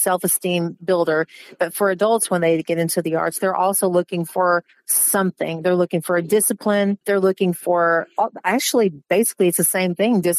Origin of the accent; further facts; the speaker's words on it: Arkansas, United States; moved away; also born or lived in Dallas, Texas / Los Angeles / Florida; I was raised in Arkansas.